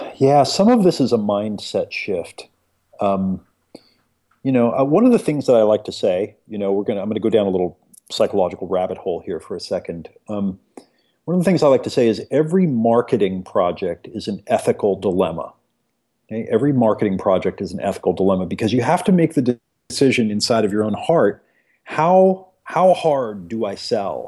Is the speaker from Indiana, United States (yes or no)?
no; Eugene, Oregon, United States; I grew up in America here in the backwoods of a little place called Eugene, Oregon